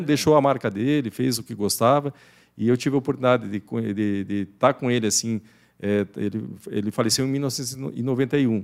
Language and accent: Portuguese; Curitiba, Paraná, Brazil; eu nasci em Curitiba, mas sempre estava no interior do Paraná, sim, na fazenda do, dos meus avós